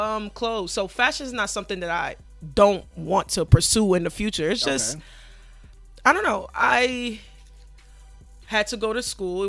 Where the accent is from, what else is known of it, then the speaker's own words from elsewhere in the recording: New York City, New York, United States; I'm from Hollis, Queens, actually